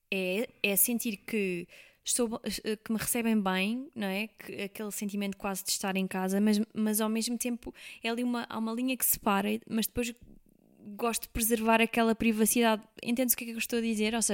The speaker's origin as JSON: {"language": "Portuguese", "region": "Alentejo", "country": "Portugal", "said": "que eu que sou alentejana, não é?"}